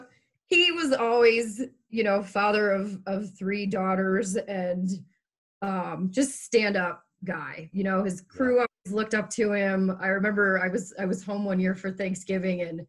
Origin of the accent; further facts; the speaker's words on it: Toledo, Ohio, United States; moved away as an adult; also born or lived in Cleveland, Ohio / Fort Collins, Colorado; now in Colorado, United States; I did grow up in Ohio. I grew up in Toledo.